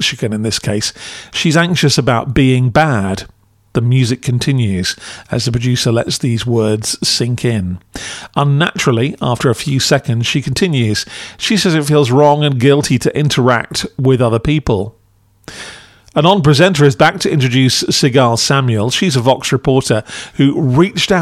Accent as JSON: {"language": "English", "country": "United Kingdom", "said": "as a Brit"}